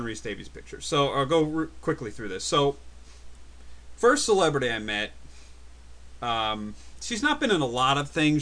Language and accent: English; New Jersey, United States; I was from New Jersey, too